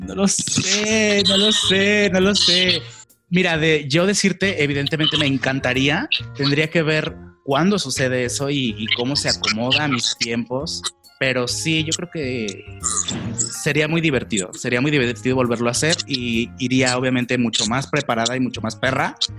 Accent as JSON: {"language": "Spanish", "town": "León", "region": "Guanajuato", "country": "Mexico", "also_born_or_lived": "Mexico City", "moved": "as an adult", "said": "la primera vez que me fui de aquí de León a vivir a Ciudad de México"}